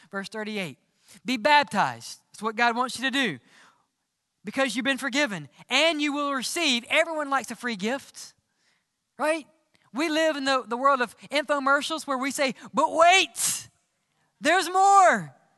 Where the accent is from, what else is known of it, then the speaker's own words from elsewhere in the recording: Mississippi, United States; accent: southern; Growing up in Mississippi, we always said cheering